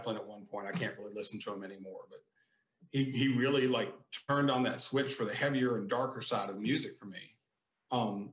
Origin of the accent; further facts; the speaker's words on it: just west of Virginia Beach, Southeast Virginia, United States; moved away as an adult; now in Texas, United States; I'm from Southeast Virginia, just west of Virginia Beach. Lived there for 36 years, moved to Texas in late 06